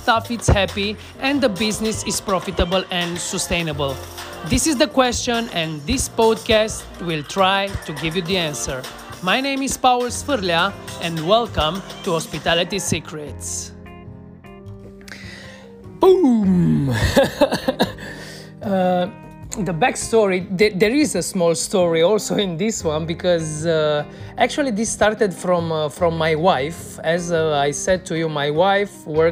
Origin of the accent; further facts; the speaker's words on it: Cluj-Napoca, Cluj County, Romania; here in my hometown in Cluj